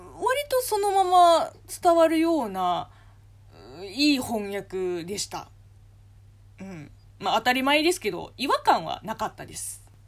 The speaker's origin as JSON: {"language": "Japanese", "country": "China", "tie": "born or raised there", "second_language": "Japanese", "moved": "yes", "said": "中国生まれ中国育ちの私"}